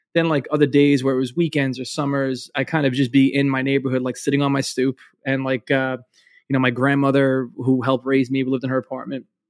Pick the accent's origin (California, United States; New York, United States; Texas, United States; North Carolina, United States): New York, United States; New York City; I'm from Brooklyn